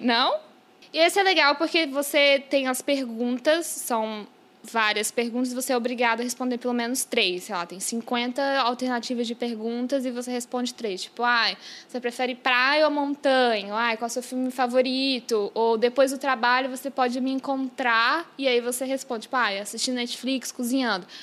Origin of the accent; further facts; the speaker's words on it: Brazil; now in New York, United States; eu já morei no Brasil e que minha família mora lá e eu tenho essa sou bilíngue